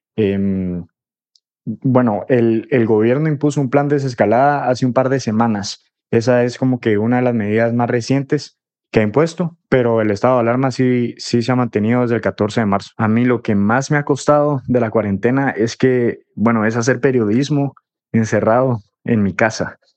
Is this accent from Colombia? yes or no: no; Guatemala; now in Madrid, Spain; soy periodista guatemalteco, vivo en Madrid